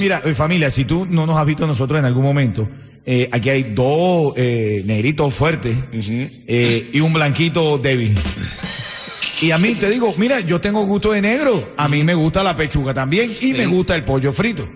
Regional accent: Venezuela; now in Miami, United States; yo soy el venezolano del grupo.

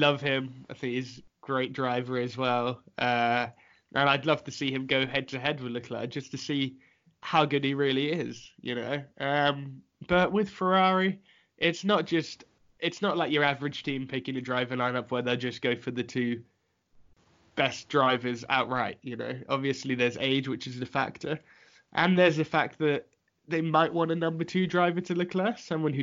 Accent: England, United Kingdom; I'm English

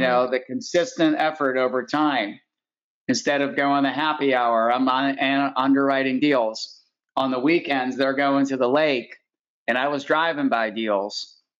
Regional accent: Pittsburgh, Pennsylvania, United States; I grew up in Pittsburgh

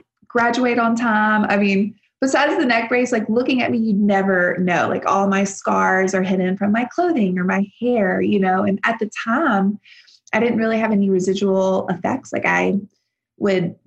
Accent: South Louisiana, United States; moved away as an adult; also born or lived in Nashville; I grew up in South Louisiana on a farm

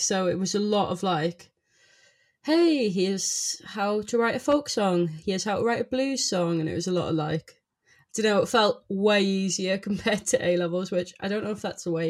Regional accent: South Shields, North East England, United Kingdom; South Shields, but it's right next to Newcastle.

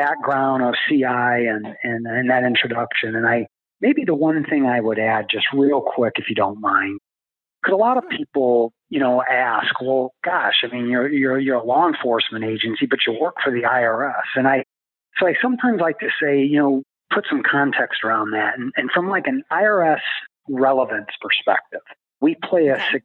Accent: Ohio, United States; moved away as an adult; also born or lived in Detroit / Baton Rouge / Boston / Washington, D.C.; I'm from Ohio, so I'm a Midwest guy

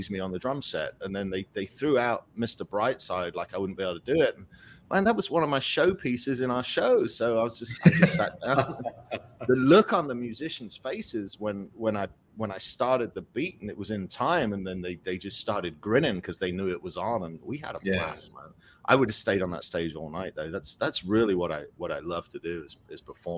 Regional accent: England, United Kingdom; moved away as an adult; now in United States; I came here at 19. I was a professional drummer, and I was on a dream of being on tour and being this professional musician and touring in America. And, you know, for kids growing up in England

